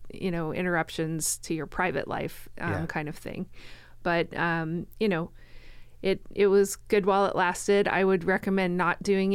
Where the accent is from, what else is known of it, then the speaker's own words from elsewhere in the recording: Florida, United States; also born or lived in Colorado; now in Canby, United States; I am originally from Colorado. Okay. I grew up in Florida.